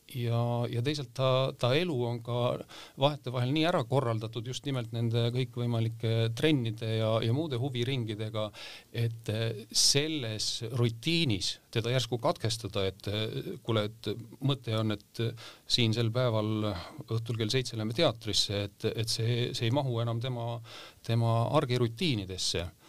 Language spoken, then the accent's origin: Estonian; Valtu, Rapla County, Estonia; moved away; ma olen maakohast äh, pärit Raplamaalt äh, Valtust ja, ja seal seal koolis käinud